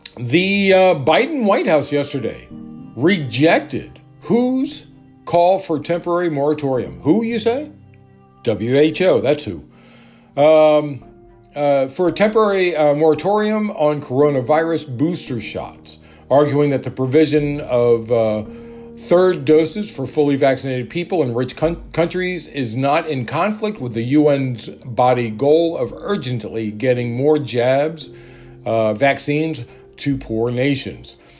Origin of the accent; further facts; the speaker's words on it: Maryland, United States; Maryland, my home state